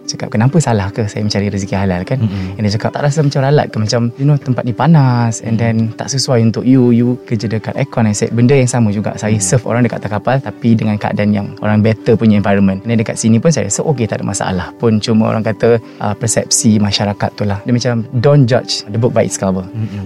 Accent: Tawau, Sabah, Malaysia; moved away as an adult; now in Kuala Lumpur, Malaysia; saya berasal daripada Tawau Sabah dan menetap dekat Kuala Lumpur since study lagi lah until now

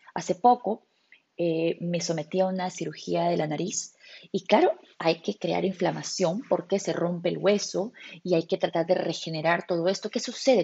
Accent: Peru; nosotros como peruanos en mi cultura tenemos

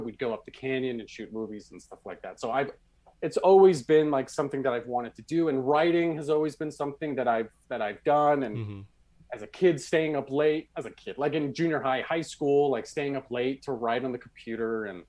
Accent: Utah, United States; also born or lived in Canada; I grew up, I'm from Canada. Mm-hmm. My family, we moved to Utah.

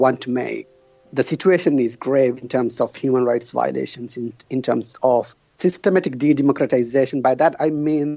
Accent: Maldives; moved away; I'm from the Maldives

